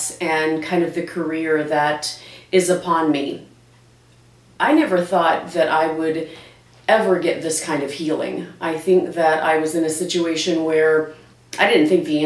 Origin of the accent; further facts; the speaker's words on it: Branson, Missouri, United States; also born or lived in Ozark, Missouri; now in St. Louis, United States; I live in St. Louis, Missouri now, but I was born and raised in Branson, Missouri. I grew up and went to school at Ozark in Ozark, Missouri